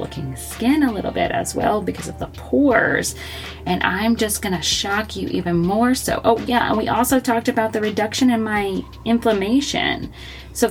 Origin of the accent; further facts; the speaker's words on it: Florida, United States; moved away; I grew up in Florida